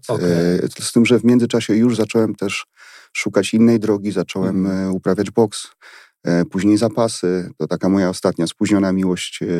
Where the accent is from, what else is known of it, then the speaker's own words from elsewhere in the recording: Silesian Voivodeship, Poland; Godosz po naszemu